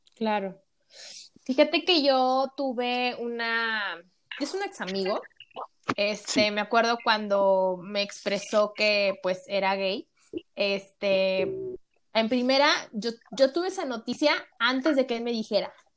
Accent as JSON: {"language": "Spanish", "town": "Tampico", "region": "Tamaulipas", "country": "Mexico", "moved": "yes", "lives_now": "Mexico City, Mexico", "said": "yo soy de Tampico, Tamaulipas"}